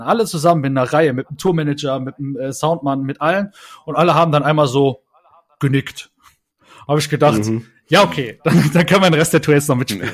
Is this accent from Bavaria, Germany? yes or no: no; Saarland, Germany; wir waren vorher eigentlich so eine Jugendzentrum-Band äh, bei uns im Saarland